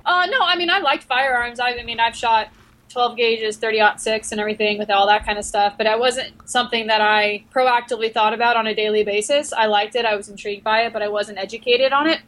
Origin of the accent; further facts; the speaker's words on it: Long Island, New York, United States; I grew up in New York, on Long Island